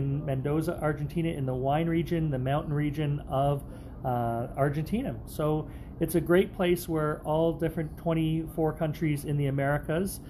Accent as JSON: {"language": "English", "country": "Canada", "said": "my home country of Canada"}